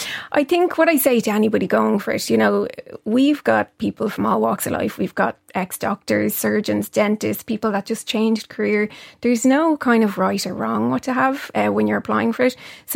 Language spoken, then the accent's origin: English; Lucan, Leinster, Ireland; I grew up in Lucan beside Weston.